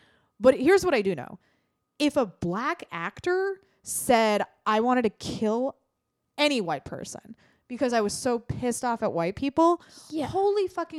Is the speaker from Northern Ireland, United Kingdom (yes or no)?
yes; Northern Ireland, United Kingdom; I come from a society. I grew up in Northern Ireland in the Troubles.